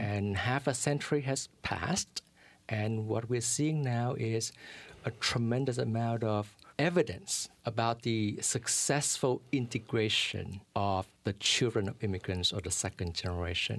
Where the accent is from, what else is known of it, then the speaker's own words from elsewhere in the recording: Vietnam; now in New York City, United States; I'm a refugee from Vietnam